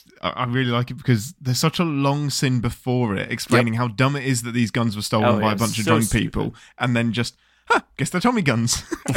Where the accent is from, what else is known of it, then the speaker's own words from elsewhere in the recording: England, United Kingdom; I'm English.